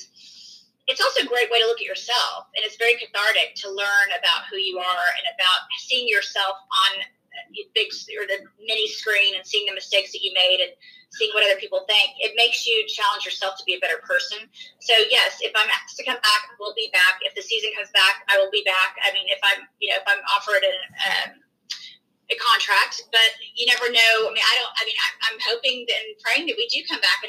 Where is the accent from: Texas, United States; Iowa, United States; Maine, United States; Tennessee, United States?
Texas, United States; we live in the South and because we're from Texas